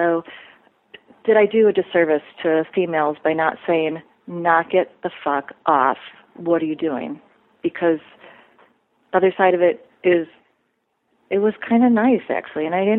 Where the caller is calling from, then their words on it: Midwest, United States; I'm calling from the Midwest